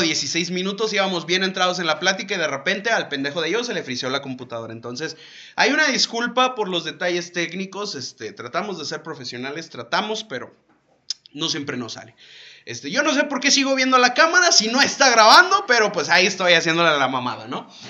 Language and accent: Spanish; León, Guanajuato, Mexico; moved away; allá en León, o sea, de donde soy